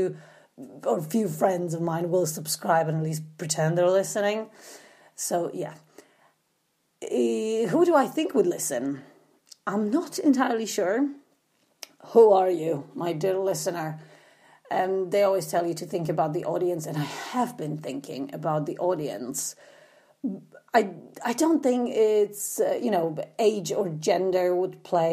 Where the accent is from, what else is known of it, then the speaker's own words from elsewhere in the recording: Poland; English is a second language; moved away; I did grow up in socialist Poland in the 80s, because you might be wondering where my accent is from as well